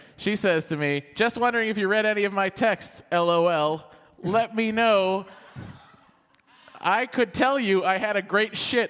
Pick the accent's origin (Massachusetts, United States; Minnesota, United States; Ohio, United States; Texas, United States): Massachusetts, United States; Lowell; growing up in Lowell